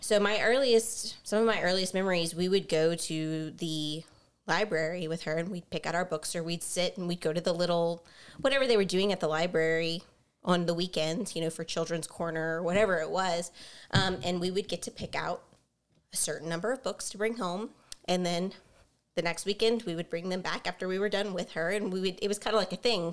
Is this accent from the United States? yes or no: yes; Baton Rouge, Louisiana, United States; we are both from Baton Rouge, we grew up in Baton Rouge